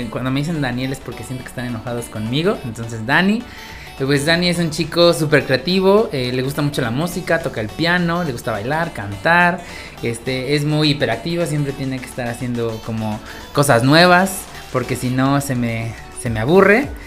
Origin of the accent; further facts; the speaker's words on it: Puebla, Mexico; qué padre que como poblanos amigos, podcasters, pues aquí estamos.